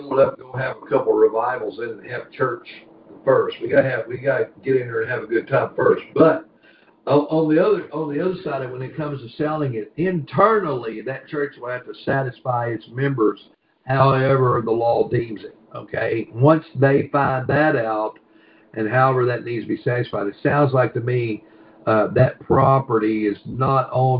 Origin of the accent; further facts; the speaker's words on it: Kentucky, United States; I'm from Country Fried Kentucky